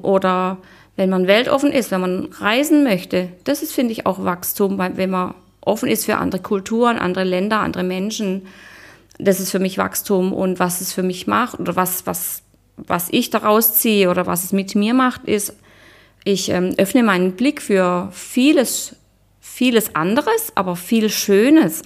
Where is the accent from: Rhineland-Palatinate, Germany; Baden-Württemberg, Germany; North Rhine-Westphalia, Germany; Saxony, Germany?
Baden-Württemberg, Germany; Black Forest; now in Munich, Germany; ich komme ursprünglich aus dem Schwarzwald